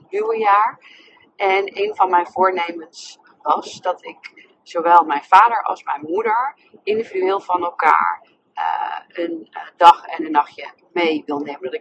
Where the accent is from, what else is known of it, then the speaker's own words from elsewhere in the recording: Nijmegen, Gelderland, Netherlands; now in Amsterdam, Netherlands; zelf in Amsterdam. En ik kom oorspronkelijk uit Nijmegen.